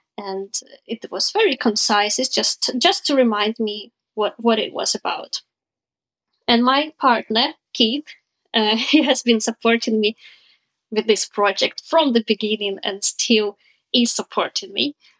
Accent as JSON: {"language": "English", "country": "Ukraine", "also_born_or_lived": "Southampton, United Kingdom", "said": "I'm from Ukraine"}